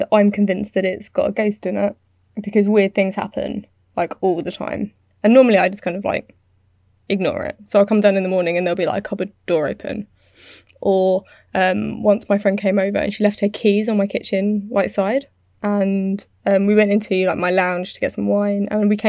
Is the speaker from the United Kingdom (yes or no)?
yes; United Kingdom; I'm British.